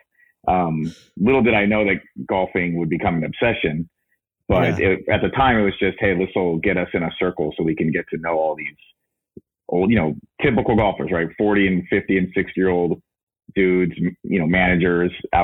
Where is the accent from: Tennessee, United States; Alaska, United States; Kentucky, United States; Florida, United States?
Alaska, United States; Anchorage; now in Texas, United States; I grew up in Anchorage, Alaska, which is not a good place to grow up if you want to golf